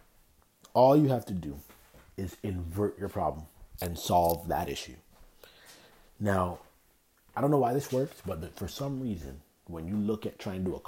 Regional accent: Toronto, Ontario, Canada; That was how I grew up in Toronto

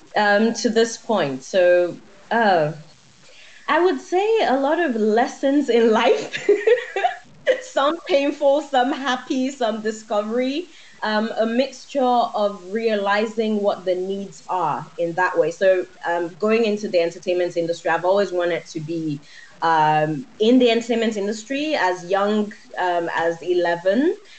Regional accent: Nigeria; I'm Nigerian

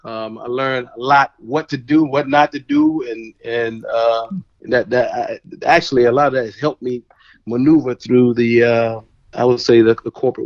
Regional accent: Washington, District of Columbia, United States; growing up in D.C., and I grew up in D.C.

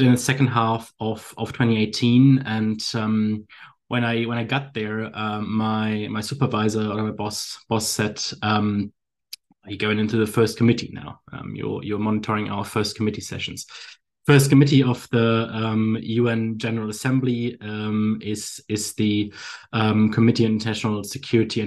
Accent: Bremen, Germany; moved away as an adult; also born or lived in southern Germany / London; now in Hamburg, Germany; I'm born and raised in northern Germany. For those that are experts on the region, it's called Bremen.

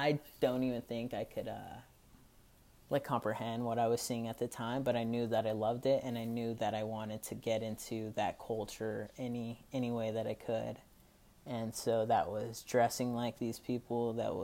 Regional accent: Gilroy, California, United States; also born or lived in San Jose, California; I grew up in a town called Gilroy, California. It's about an hour south of San Francisco. I was born in San Jose

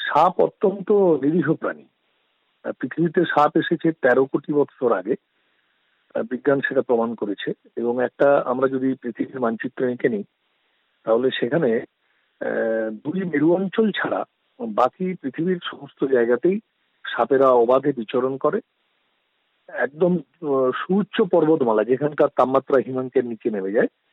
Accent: Sitapur, West Bengal, India; আমি পশ্চিম মেদিনীপুরের ঘাটাল মহকুমার দাসপুর থানার অন্তর্গত সীতাপুর গ্রামের বাসিন্দা বর্তমানে আমি সীতাপুর গ্রামেই থাকি

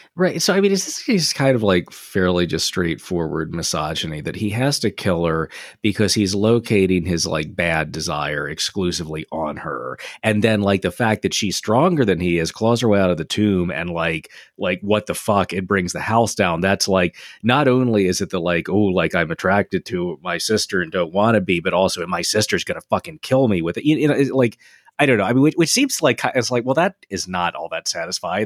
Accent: Delaware, United States; Delaware State Fair in my hometown.

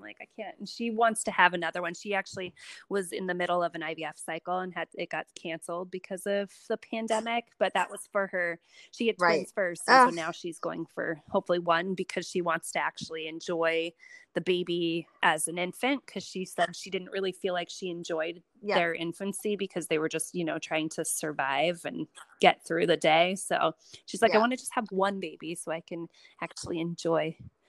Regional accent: West Coast, United States; also born or lived in Chicago; now in New York, United States; Right. I grew up on the West

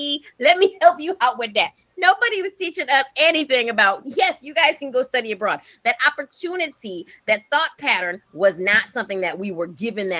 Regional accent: New York City, New York, United States; when I was growing up in Brooklyn, I never saw possibilities of me outside of New York

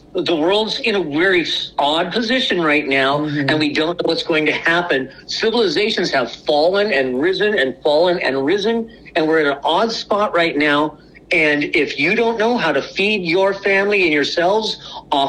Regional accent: Portland, United States; moved away; I grew up in Portland. I didn't grow up out here.

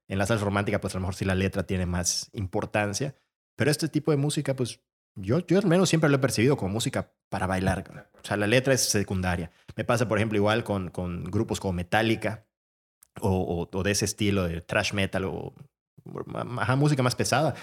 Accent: Mérida, Yucatán, Mexico; also born or lived in Madrid, Spain; nos fuimos varias personas de Mérida

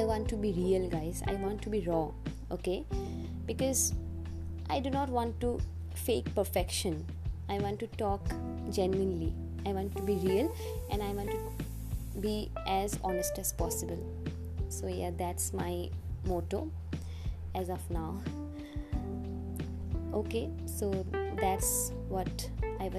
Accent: India; from India

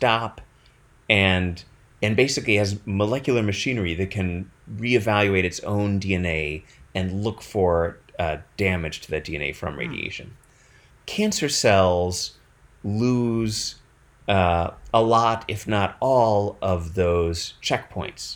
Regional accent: Madison, Wisconsin, United States; I grew up in Madison.

